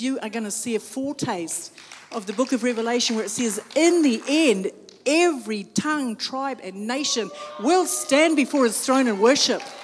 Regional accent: New Zealand; I'm from New Zealand, when I say I'm from Aotearoa

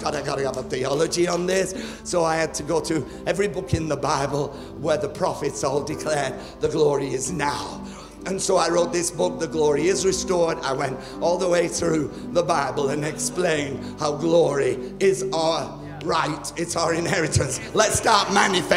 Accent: United Kingdom; moved away as an adult; also born or lived in New Zealand; now in India; I'm British actually from birth, but I travel on an Indian passport.

